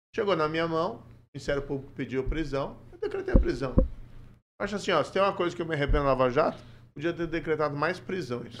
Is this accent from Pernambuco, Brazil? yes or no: no; Maringá, Paraná, Brazil; eu nasci em Maringá em 72, meus pais são de Ponta Grossa